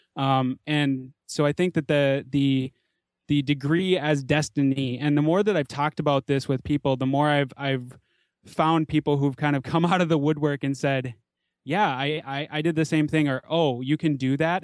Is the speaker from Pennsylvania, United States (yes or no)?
no; Minneapolis–Saint Paul, Minnesota, United States; I grew up in the Twin Cities in the suburbs, pretty typical suburban upbringing